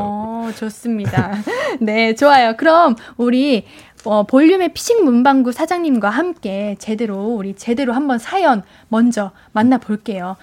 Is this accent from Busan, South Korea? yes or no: no; Suwon, Gyeonggi Province, South Korea; 저는 수원 쪽입니다.